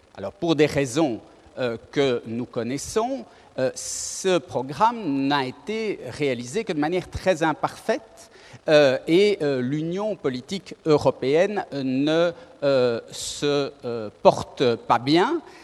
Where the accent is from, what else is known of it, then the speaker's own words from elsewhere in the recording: Belgium; nous sommes belges